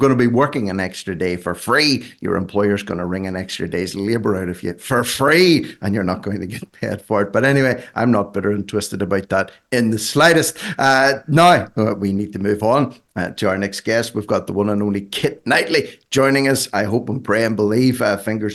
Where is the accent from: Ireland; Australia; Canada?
Ireland; I'm Irish